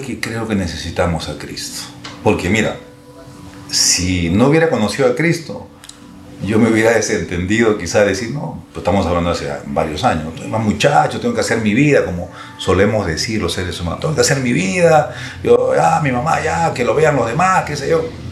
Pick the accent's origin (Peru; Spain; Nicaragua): Peru; Lima; soy de Lima